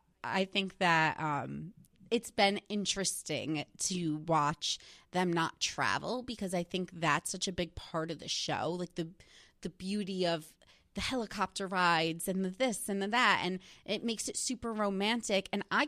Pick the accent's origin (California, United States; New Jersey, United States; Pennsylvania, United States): New Jersey, United States; now in New York, United States; I'm originally from New Jersey. I've lived in New York now for like 8 years